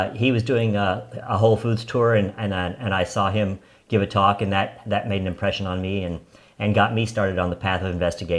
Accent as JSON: {"language": "English", "region": "Texas", "country": "United States", "said": "We're fellow Texans"}